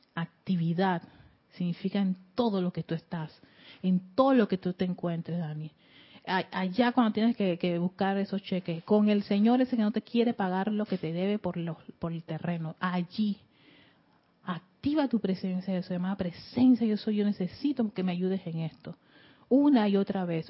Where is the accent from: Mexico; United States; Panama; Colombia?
Panama